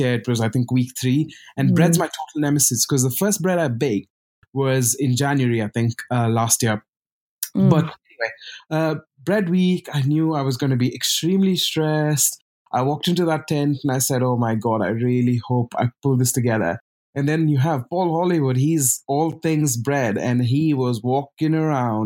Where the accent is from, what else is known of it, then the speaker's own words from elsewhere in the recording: Bangalore, Karnataka, India; also born or lived in Pondicherry, India; now in London, United Kingdom; brought up in Bangalore, now called Bengaluru